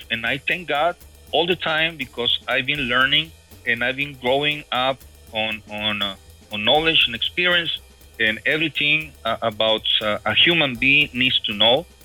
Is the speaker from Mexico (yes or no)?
yes; Mexico; English is a second language; moved away as an adult; now in United States; in 1998, I came from Mexico, you know, and uh, I, I in those years I, I used to be a rocker musician.